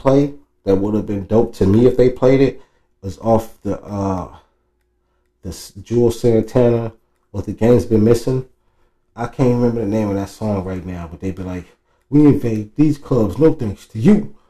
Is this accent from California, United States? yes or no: yes; Oakland, California, United States; when I was from the Deep East